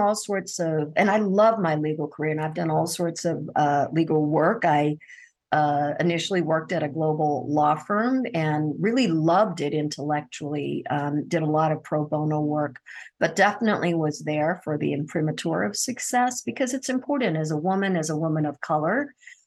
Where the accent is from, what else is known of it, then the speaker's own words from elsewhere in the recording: Deep South, United States; also born or lived in India; I was born in India. My parents were actually refugees from what is now Pakistan into what is now India. And then my father came to the United States to get his PhD and then brought us over. So I was five when I came to the US And we were raised in the Deep